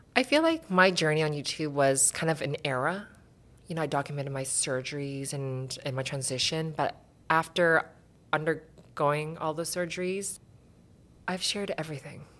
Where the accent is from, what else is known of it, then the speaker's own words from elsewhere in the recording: Surrey, British Columbia, Canada; I grew up in Surrey